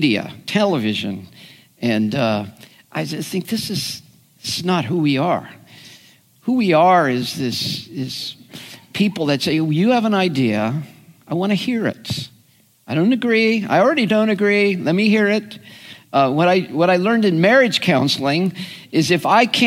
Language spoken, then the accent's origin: English; United States; as an American